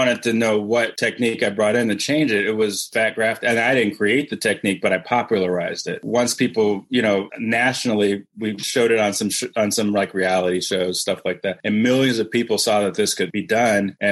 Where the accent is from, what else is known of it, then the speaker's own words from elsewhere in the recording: Cleveland, Ohio, United States; moved away as an adult; now in Atlanta, United States; I'm from Cleveland